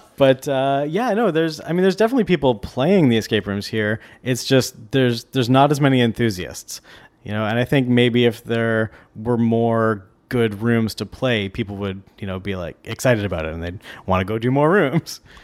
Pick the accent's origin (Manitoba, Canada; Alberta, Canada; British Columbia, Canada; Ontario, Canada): Ontario, Canada; Niagara Falls; now in Vancouver, Canada; I grew up in Niagara Falls, so I'm going to visit my family there like I do every year